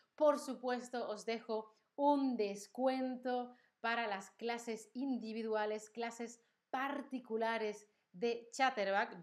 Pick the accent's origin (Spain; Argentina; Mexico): Spain; soy española todo el tiempo